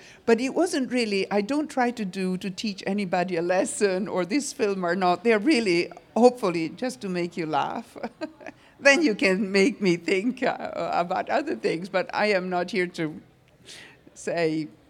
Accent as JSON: {"language": "English", "region": "New York", "country": "United States", "said": "I'm from New York and I lived in a fashion world"}